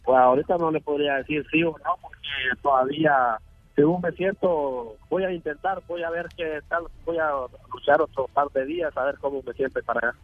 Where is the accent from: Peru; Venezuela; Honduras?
Honduras; Ocotepeque; moved away as an adult; de Honduras, eh, de Ocotepeque